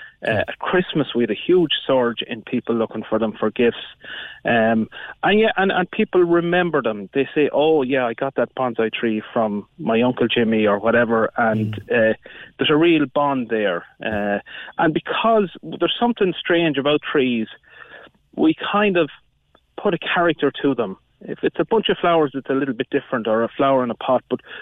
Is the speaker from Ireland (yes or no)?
yes; County Offaly, Ireland; I'm originally from County Offaly